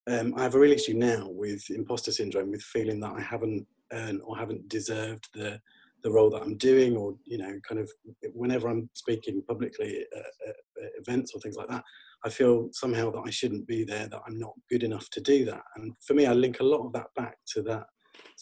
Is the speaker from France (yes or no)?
no; Kent, South East England, United Kingdom; I grew up in the 80s, and I grew up in Kent, which is quite conservative with a small C